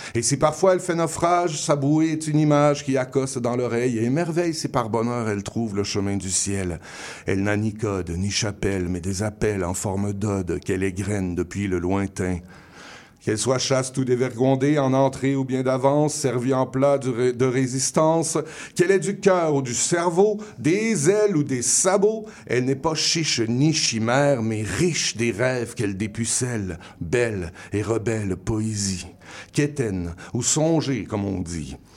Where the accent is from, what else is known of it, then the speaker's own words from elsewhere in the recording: Quebec, Canada; first language French; notre parlure, on hein, appelons ça comme ça, notre parler français est, euh, est propre euh, à l'utilisation de la métaphore